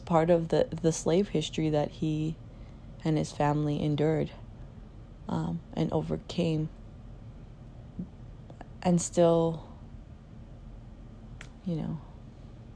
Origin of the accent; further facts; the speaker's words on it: Hawaii, United States; I am from the kingdom of Hawaii